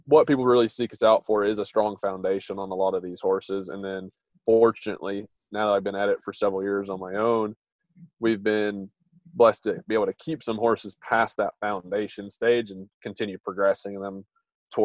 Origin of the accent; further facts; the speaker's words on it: North Carolina, United States; I grew up in North Carolina